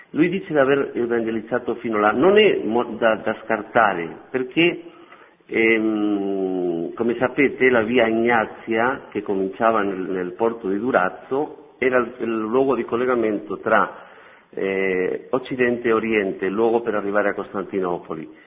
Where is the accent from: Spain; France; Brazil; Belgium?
Spain; Madrid, Community of Madrid; Italian is a second language; moved away as an adult; also born or lived in Albania; now in Rome, Italy; sono spagnolo, nato a Madrid